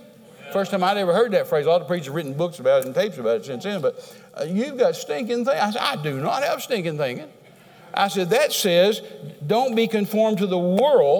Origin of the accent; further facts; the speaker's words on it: Texas, United States; I'm a Texan